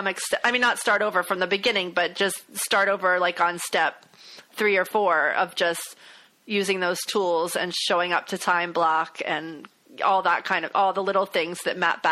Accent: the South, United States; I grew up in the South.

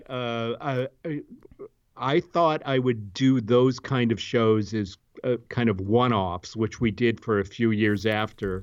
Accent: Cleveland, Ohio, United States; moved away as an adult; also born or lived in Washington, D.C. / Southern California; I grew up in Cleveland, Ohio

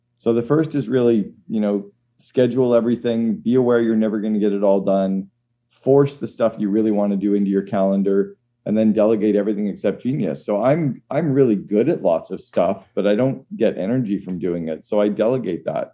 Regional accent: Canada; as a Canadian

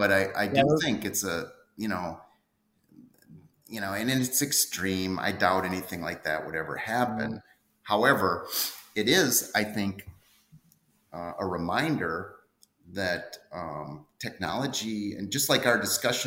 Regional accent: Minneapolis, Minnesota, United States; my hometown

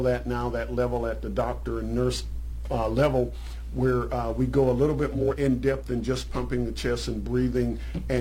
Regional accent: Charleston, South Carolina, United States; in my hometown, there's something called the Charleston Nine

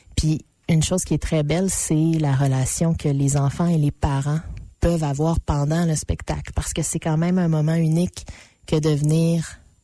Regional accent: Abitibi, Quebec, Canada; je viens de l'Abitibi, qui en ce moment est la région qui brûle

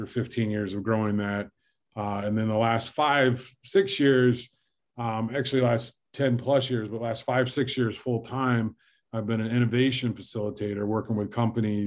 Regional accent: Fort Wayne, Indiana, United States; left my hometown of Fort Wayne, Indiana

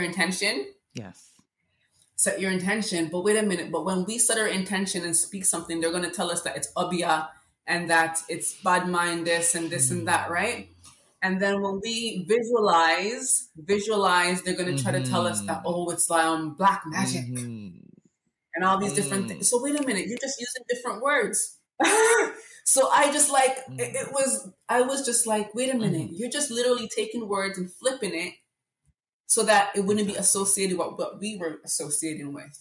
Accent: Jamaica; also born or lived in Regent Park, Toronto, Canada; now in Canada; I grew up in Jamaica

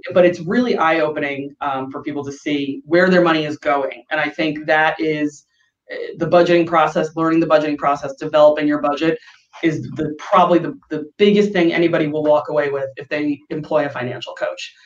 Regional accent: New York, United States; moved away as an adult; now in San Diego, United States; I grew up in New York, and in the summer it gets humid

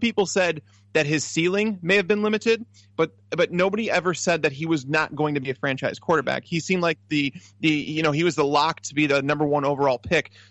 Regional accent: Chicago, Illinois, United States; I'm from Chicago.

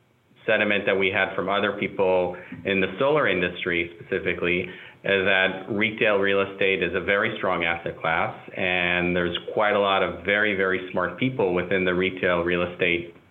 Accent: Israel; moved away; I'm also an immigrant in a sense. I'm originally from Israel

